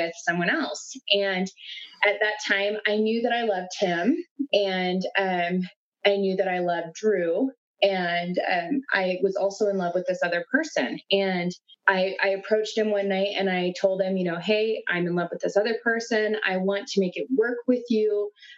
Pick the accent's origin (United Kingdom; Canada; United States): United States; South Dakota; moved away; we are originally from South Dakota.